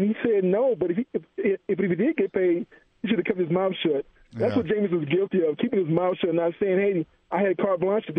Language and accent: English; Alabama, United States; I'm from Alabama